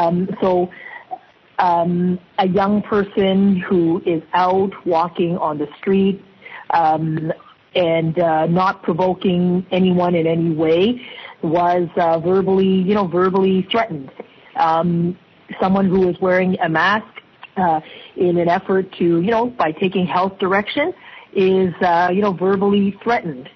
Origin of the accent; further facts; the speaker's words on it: Toronto, Ontario, Canada; also born or lived in Hong Kong; my childhood growing up here in Canada was. And what it showed to me growing up in Toronto